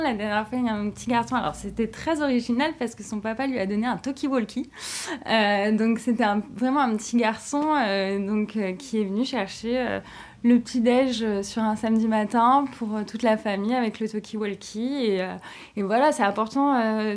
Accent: Brittany, France; je suis bretonne

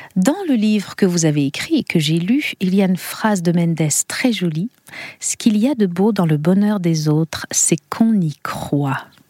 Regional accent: Canada; chez nous au Canada

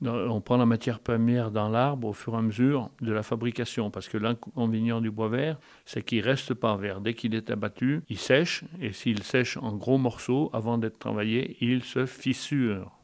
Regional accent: near Thoiry, Savoie, Auvergne-Rhône-Alpes, France; moved away; je suis né à Yon-le-Vieux, à 10 km en dessus, là, et maintenant j'habite Thoiry

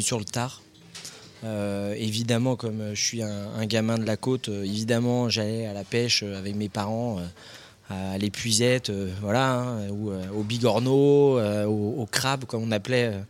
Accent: Lorient, Brittany, France; moved away; also born or lived in Paris; je suis natif de Lorient. Enfin, plus exactement de l'Armor Plage.

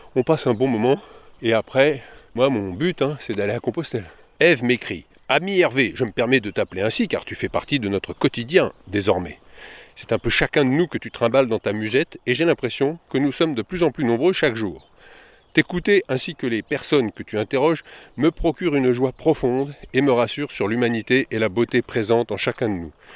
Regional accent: Paris, Île-de-France, France; je suis de Paris

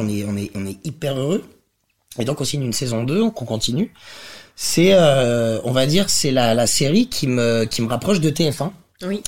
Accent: Lyon, Auvergne-Rhône-Alpes, France; je viens de Lyon

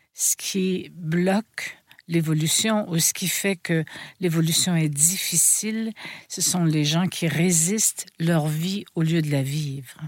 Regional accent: Quebec, Canada; je suis né au Québec

